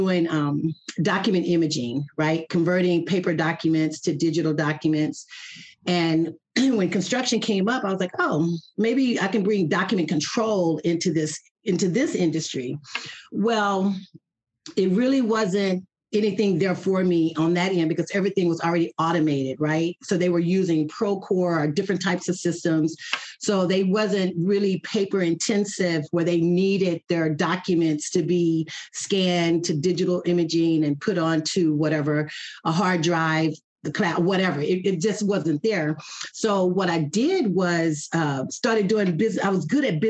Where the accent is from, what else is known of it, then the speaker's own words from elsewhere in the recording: Athens, Texas, United States; now in Mansfield, United States; I am from East Texas, a little town called Athens, Texas